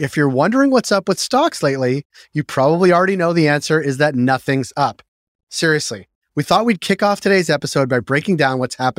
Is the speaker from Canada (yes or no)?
yes; Canada; We are Canadian homers in this case.